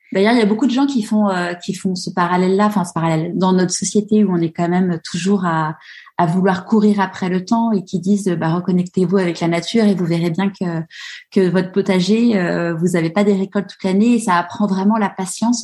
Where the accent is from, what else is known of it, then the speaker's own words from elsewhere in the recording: Paris, Île-de-France, France; now in Marseille, France; j'ai grandi, j'ai grandi à, à Paris